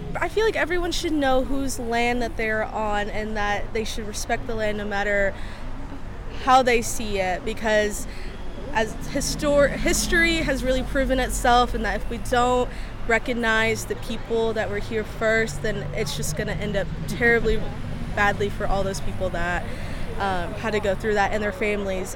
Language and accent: English; Oklahoma, United States; moved away; I'm originally from Oklahoma